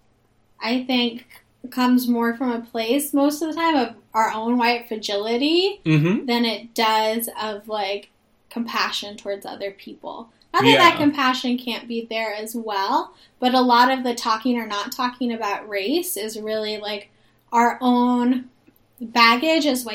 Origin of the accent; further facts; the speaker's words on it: Bay Area, California, United States; I grew up in the Bay Area.